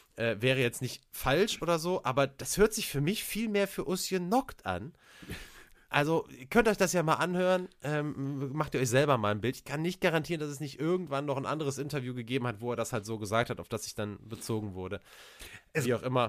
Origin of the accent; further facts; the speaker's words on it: Cologne, North Rhine-Westphalia, Germany; als Kölner